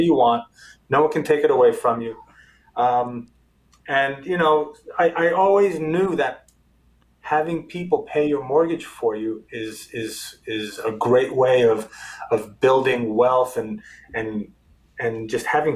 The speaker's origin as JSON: {"language": "English", "town": "New York City", "region": "New York", "country": "United States", "tie": "born or raised there", "also_born_or_lived": "Israel", "moved": "as an adult", "lives_now": "South Florida, United States", "said": "first generation American, born and raised in New York City"}